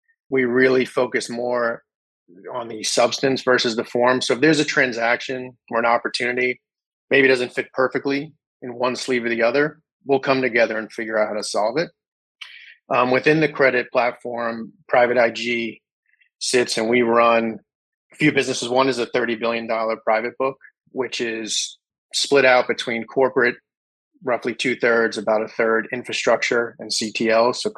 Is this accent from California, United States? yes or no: no; New York City, New York, United States; grew up in New York City and the surrounding